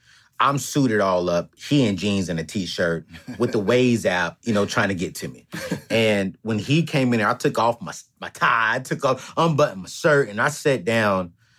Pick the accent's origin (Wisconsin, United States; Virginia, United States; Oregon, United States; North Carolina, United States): North Carolina, United States; Fayetteville; also born or lived in San Diego, California; Man, I come from Fayetteville, North Carolina, San Diego, California. I come from a family of 5 in a 3-bedroom, 1,200-square-foot home, sharing 1 bedroom, my sister and my brother.